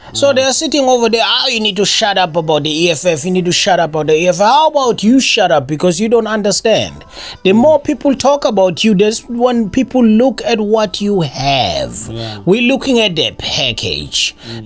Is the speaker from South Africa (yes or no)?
yes; South Africa; moved away; as a South African